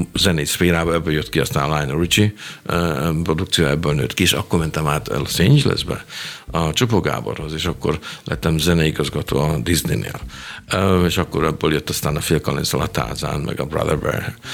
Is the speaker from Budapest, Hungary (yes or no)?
yes; Budapest, Hungary; moved away as an adult; now in Germany; én egy pesti srác vagyok